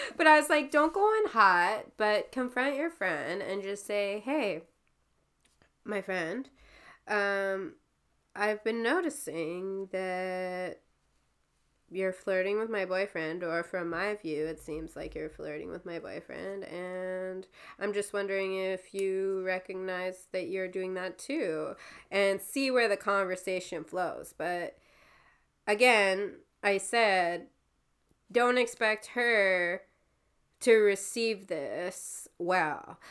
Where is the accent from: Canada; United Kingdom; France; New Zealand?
Canada; Timmins, Ontario; moved away; the name of the town that it was in was called Timmins